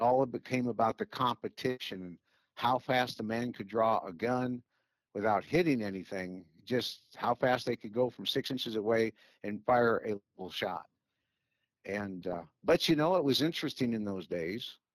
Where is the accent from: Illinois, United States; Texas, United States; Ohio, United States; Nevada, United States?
Illinois, United States; Chicago; moved away; I'm originally from Chicago